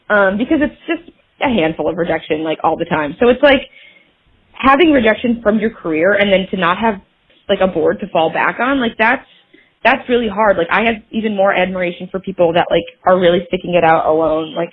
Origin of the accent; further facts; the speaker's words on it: Michigan, United States; moved away as an adult; now in Los Angeles, United States; I am a filmmaker and actor in Los Angeles, California. Um, and I am from Michigan originally.